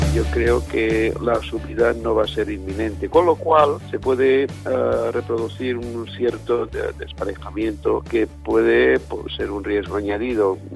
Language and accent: Spanish; Jaca, Aragon, Spain; yo, nací en Jaque